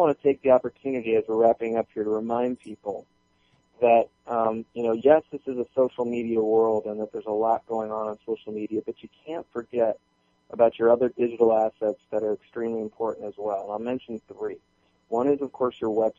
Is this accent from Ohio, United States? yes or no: no; Florida, United States; also born or lived in Michigan; now in Atlanta, United States; I'm from Florida, so we get sunspots.